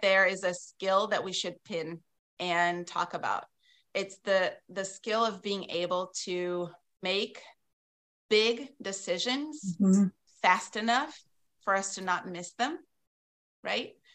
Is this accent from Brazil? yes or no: yes; South Region, Brazil; moved away as an adult; now in Wisconsin, United States; I grew up in Brazil, in the south of Brazil